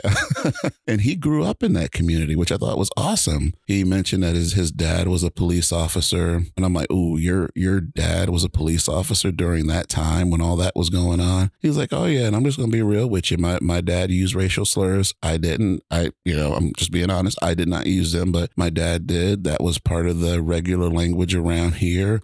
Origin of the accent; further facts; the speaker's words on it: Georgia, United States; now in Washington, United States; I grew up in Georgia. I live in Washington now.